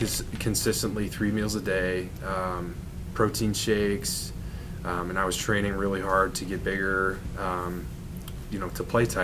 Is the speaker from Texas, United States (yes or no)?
no; Downers Grove, Illinois, United States; moved away as an adult; also born or lived in Wisconsin / Los Angeles; I'm from Downers Grove. I grew up here my entire life